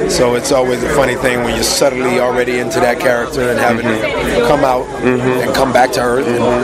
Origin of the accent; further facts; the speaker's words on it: Atlanta, Georgia, United States; moved away; also born or lived in Brooklyn, New York / Harlem, New York; I'm originally from Atlanta, Georgia. From Atlanta, Georgia. Yeah, from ATL.